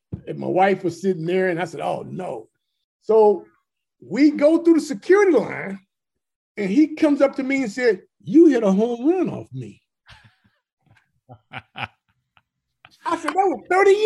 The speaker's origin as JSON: {"language": "English", "area": "Bay Area", "region": "California", "country": "United States", "said": "I'm from the Bay Area. So I lived in the Bay Area"}